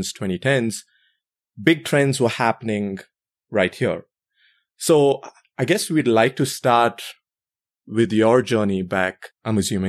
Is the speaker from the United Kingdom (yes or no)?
no; India; growing up in India